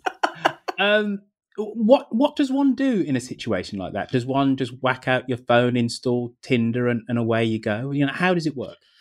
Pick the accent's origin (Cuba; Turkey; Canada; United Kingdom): United Kingdom; Birmingham, West Midlands; invented in my hometown